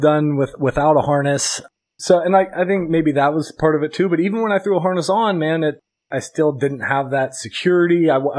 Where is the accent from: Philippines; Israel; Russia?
Philippines; And me being a Filipino freight train over here